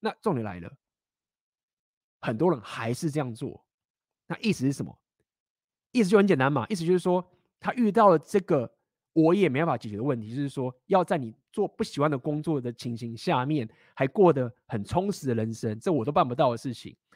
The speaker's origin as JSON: {"language": "Chinese", "country": "Taiwan", "also_born_or_lived": "Shanghai, China", "moved": "yes", "said": "我本来就台湾人啊，本来就讲中文啊"}